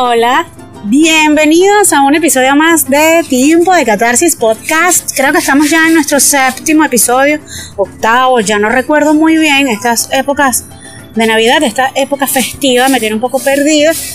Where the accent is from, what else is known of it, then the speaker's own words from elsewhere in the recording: Los Llanos, Venezuela; yo también soy llanera y mi mamá es llanera